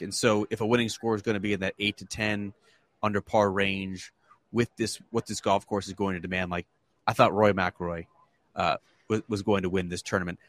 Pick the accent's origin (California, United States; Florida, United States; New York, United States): New York, United States; Canandaigua; I was I was raised in Canandaigua, New York, which is part of the Finger Lakes, about 30 minutes south of here